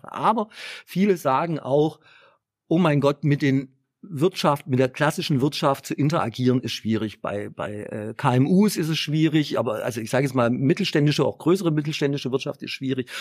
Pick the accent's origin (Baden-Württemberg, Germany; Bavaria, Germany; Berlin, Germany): Baden-Württemberg, Germany; Stuttgart; accent: Swabian; geboren in Stuttgart, was ihr gleich auch im äh, Dialekt hören könnt.